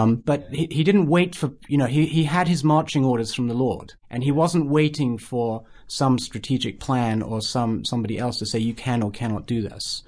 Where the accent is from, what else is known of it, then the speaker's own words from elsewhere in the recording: United Kingdom; I'm British